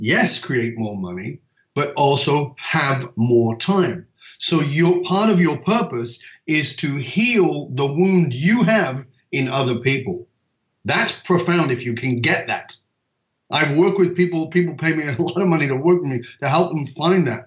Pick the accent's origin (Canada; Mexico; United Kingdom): United Kingdom; the north of England; I was born in Northern England in a ghetto